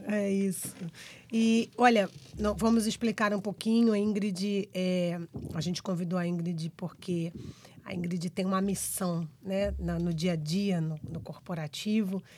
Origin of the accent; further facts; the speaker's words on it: Brazil; accent: Brazilian; os nossos sotaques brasileiros aqui